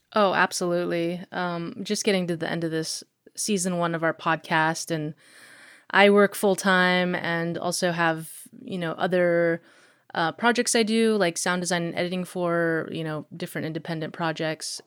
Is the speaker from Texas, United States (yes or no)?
no; Anchorage, Alaska, United States; also born or lived in Eagle River, Alaska / Florida; I grew up in Anchorage